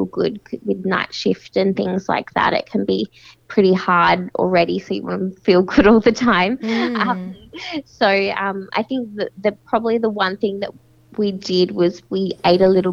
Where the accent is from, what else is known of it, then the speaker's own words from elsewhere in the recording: Perth, Western Australia, Australia; moved away; I'm from Perth